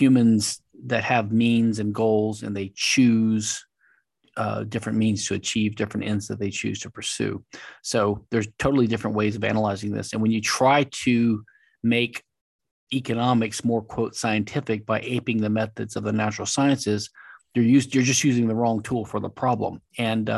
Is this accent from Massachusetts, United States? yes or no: no; Louisiana, United States; now in Houston, United States; I'm from Louisiana. I live in Texas, Houston